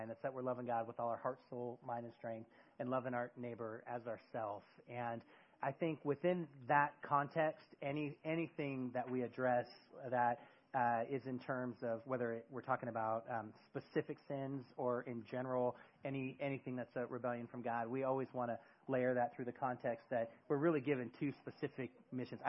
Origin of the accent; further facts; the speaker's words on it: near San Francisco, California, United States; moved away as an adult; now in Eugene, United States; I grew up near San Francisco